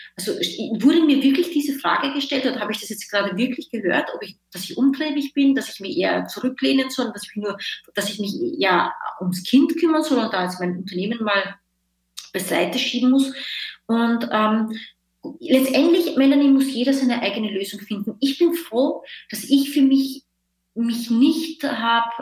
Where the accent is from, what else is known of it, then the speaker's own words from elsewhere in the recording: Linz, Upper Austria, Austria; moved away as an adult; also born or lived in Vienna, Austria; now in Berlin, Germany; Ich komme aus Österreich, äh, ich, ich komme ursprünglich aus Linz, eine mittelgroße Stadt und habe aber in Wien gelebt.